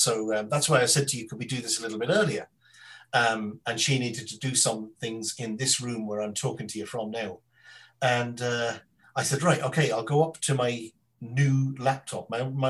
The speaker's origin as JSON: {"language": "English", "region": "London", "country": "United Kingdom", "tie": "born there", "said": "But I sort of lived in London, and I was born in London, so I have this kind of. It's not my accent."}